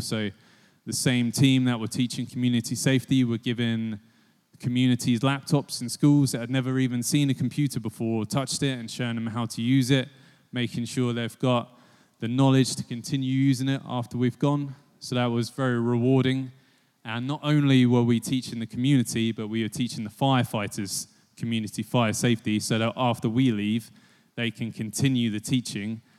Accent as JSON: {"language": "English", "town": "Biggleswade", "region": "East of England", "country": "United Kingdom", "said": "I'm from Bigglesweed on the other side of Bedfordshire, really small town"}